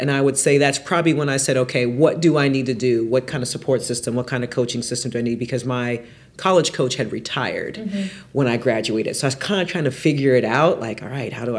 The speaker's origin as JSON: {"language": "English", "town": "Seattle", "region": "Washington", "country": "United States", "tie": "born or raised there", "also_born_or_lived": "Auburn, Alabama", "moved": "as an adult", "lives_now": "Indianapolis, United States", "said": "So born and raised in Seattle, Washington."}